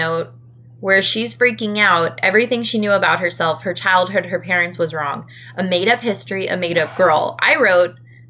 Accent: United States; I have always been very aware that I'm very lucky to have been born in the United States so that I can say I am American.

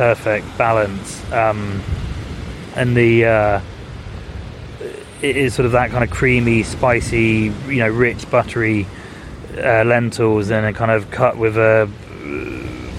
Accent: Scarborough, Yorkshire and the Humber, United Kingdom; I grew up on the Scarborough coast

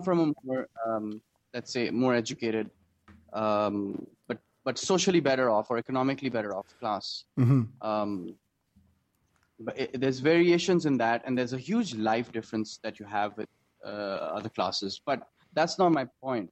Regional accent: Pakistan; also born or lived in Denmark; as a Pakistani

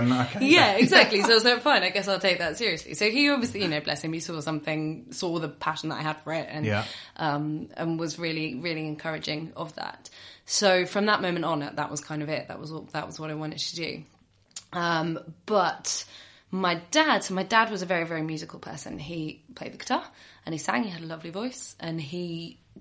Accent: Northamptonshire, East Midlands, United Kingdom; also born or lived in Lancashire; I grew up actually in Northamptonshire

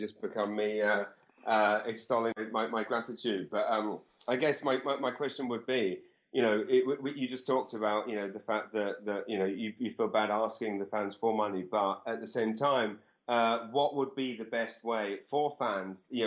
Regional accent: Maidenhead, South East England, United Kingdom; moved away as an adult; also born or lived in South London; now in Canada; I was born in a place called Maidenhead, and, and that's where I grew up.

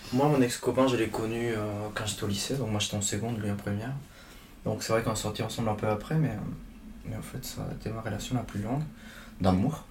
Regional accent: Chile; moved away; je viens du Chili.

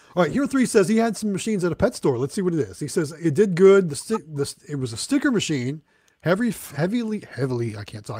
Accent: Midwest, United States; now in Southern United States; I grew up in the Midwest, and now I'm a southern a southern guy.

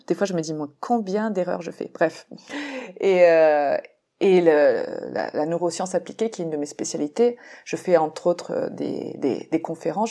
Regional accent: France; now in Mexico; en tant que française euh, euh, qui vit au Mexique

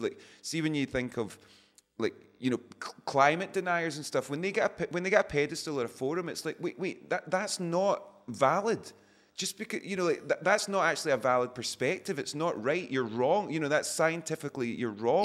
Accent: Scotland, United Kingdom; we're always described as Scottish rock band

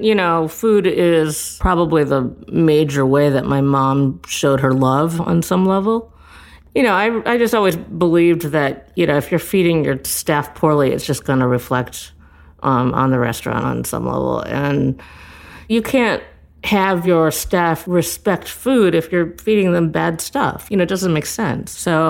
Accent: Midwest, United States; now in New York City, United States; I'm from the Midwest.

